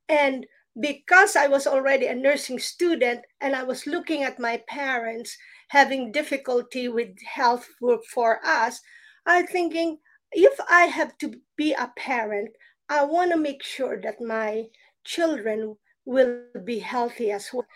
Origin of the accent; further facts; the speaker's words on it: Philippines; when I was still a child growing up in the Philippines